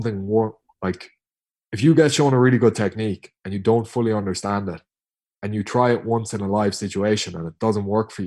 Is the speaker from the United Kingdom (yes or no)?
no; Tipperary, Munster, Ireland; I'm from Tip